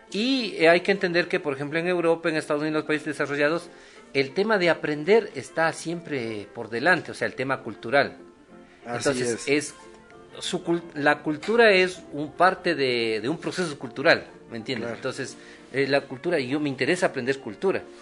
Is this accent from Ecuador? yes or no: yes; Ecuador; salir del campo, de mi pueblo, de yo soy de un sector rural.